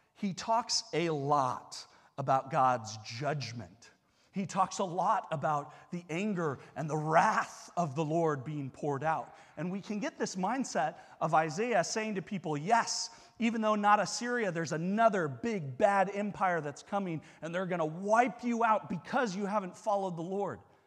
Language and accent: English; United States; as an American